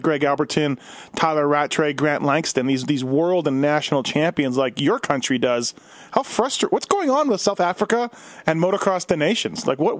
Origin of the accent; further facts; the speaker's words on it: Canada; now in United States; I'm Canadian